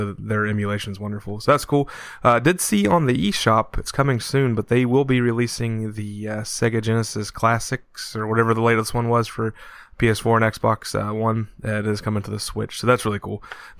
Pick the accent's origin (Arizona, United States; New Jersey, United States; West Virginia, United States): West Virginia, United States; Point Pleasant; also born or lived in Huntington, West Virginia; And of course, I live in West Virginia. I'm from Point Pleasant, and I live in I work in Huntington as well.